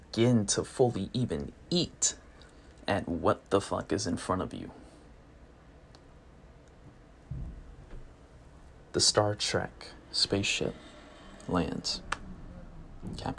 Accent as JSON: {"language": "English", "country": "United States", "said": "I'm English, I'm American"}